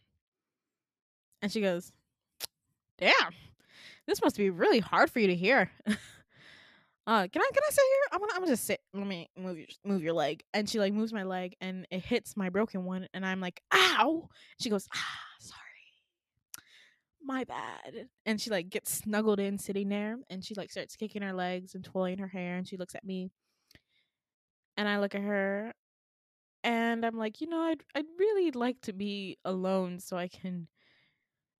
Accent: Midwest, United States; I'm from the Midwest

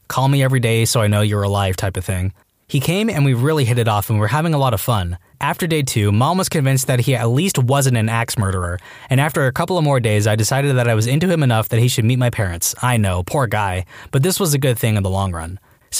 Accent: the South, United States; It's just how I was raised and or Southern politeness, but it worked. As a Southerner myself, that's common courtesy.

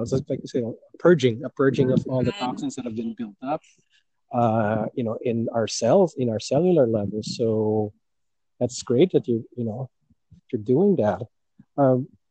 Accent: Philippines; moved away; when I was growing up in the Philippines, I remember eating the sweetness of tomatoes that we used to have in our backyard garden

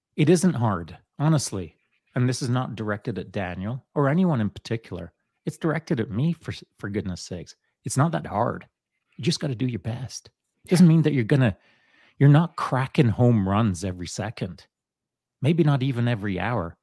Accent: England, United Kingdom; moved away; when I was a young boy growing up in England

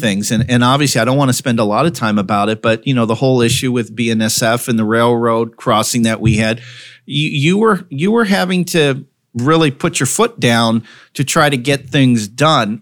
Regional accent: West Coast, United States; now in Burlington, United States; I grew up on the West Coast

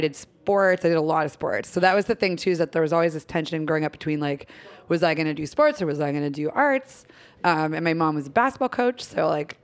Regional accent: Erie, Pennsylvania, United States; moved away as an adult; also born or lived in New Jersey; now in Philadelphia, United States; I was born in Erie, Pennsylvania

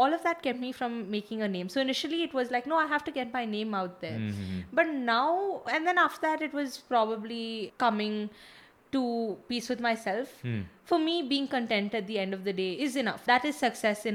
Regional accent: Bangalore, Karnataka, India; I was born and brought up in Bangalore

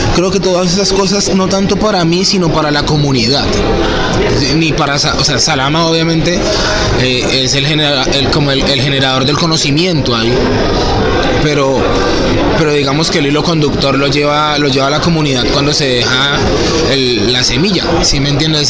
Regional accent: Bogotá, Colombia; moved away as an adult; now in Cali, Colombia; en Bogotá, justamente donde yo nací

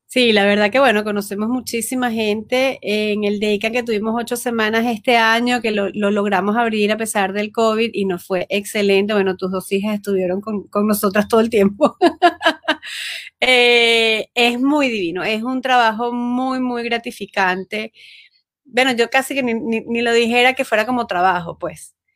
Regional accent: Venezuela; moved away as an adult; now in United States; yo soy venezolana, estudio psicopedagogía, 10 eh, años en Venezuela

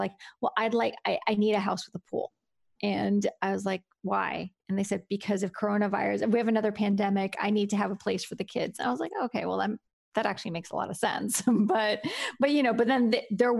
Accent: Miami, Florida, United States; moved away as an adult; now in Gainesville, United States; I'm from Miami

